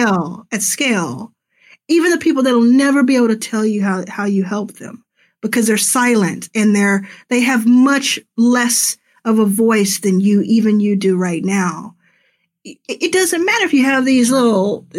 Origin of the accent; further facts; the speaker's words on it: Dallas, Texas, United States; moved away as an adult; also born or lived in Pearland, Texas; now in Los Angeles, United States; I grew up in Dallas